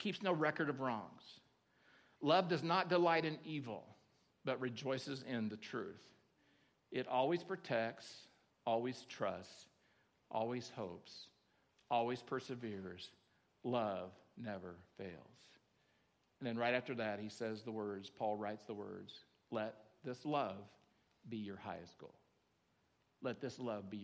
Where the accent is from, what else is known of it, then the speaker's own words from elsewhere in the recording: Oklahoma, United States; now in Nevada County, United States; I grew up in Oklahoma